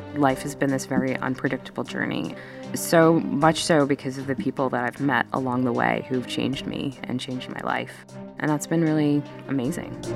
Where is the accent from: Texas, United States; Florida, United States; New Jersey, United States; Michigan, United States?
Texas, United States; moved away; also born or lived in India; growing up in that town